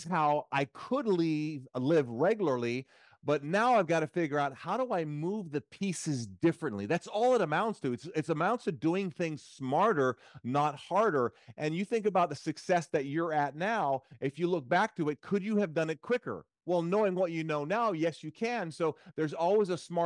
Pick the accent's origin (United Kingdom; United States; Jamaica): Jamaica; moved away; also born or lived in Central Florida; I'm also originally from Jamaica